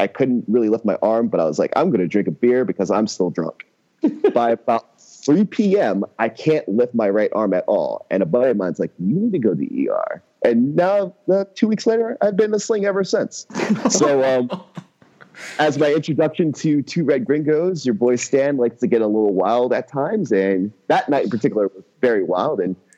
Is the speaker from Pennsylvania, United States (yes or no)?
yes; Philadelphia, Pennsylvania, United States; as is your responsibility as a Philadelphian.